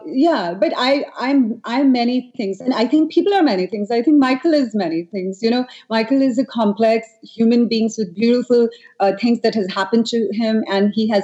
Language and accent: English; New Delhi, Delhi, India; I grew up in Delhi